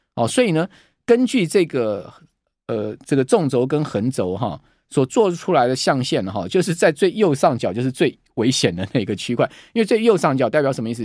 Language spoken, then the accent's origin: Chinese; Taiwan; 我们台湾人